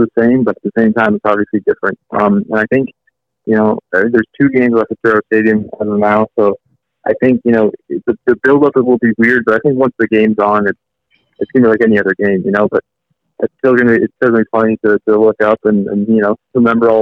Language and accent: English; California, United States; also born or lived in Barcelona, Spain; now in Columbus, United States; I was born in Barcelona. I lived there and played there till I was 8, and then I came straight to Palo Alto, California